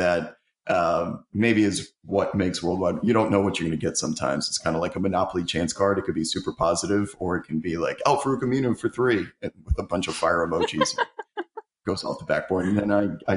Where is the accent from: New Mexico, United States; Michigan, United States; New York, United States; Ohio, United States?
New York, United States; I'm from New York